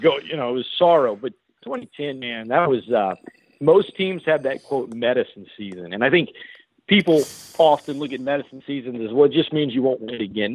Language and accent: English; Lafayette, Louisiana, United States; also born or lived in New Orleans; It's in Lafayette. I, I'm from here. I moved back here